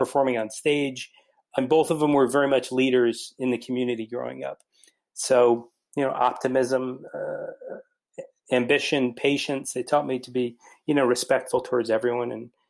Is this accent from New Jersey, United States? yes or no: yes; New Jersey, United States; also born or lived in Alabama / Georgia / North Carolina; I grew up in New Jersey, moved around a little bit when I was a kid. We lived in Alabama, Georgia, North Carolina, but we settled down in New Jersey.